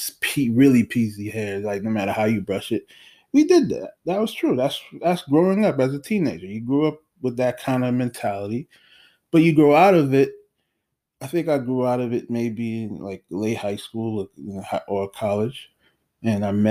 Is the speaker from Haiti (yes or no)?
yes; Haiti; moved away; I was born in Haiti